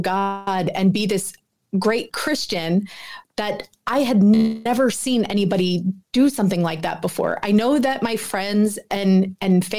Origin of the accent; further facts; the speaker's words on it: Philadelphia, Pennsylvania, United States; I was born and raised in Philadelphia.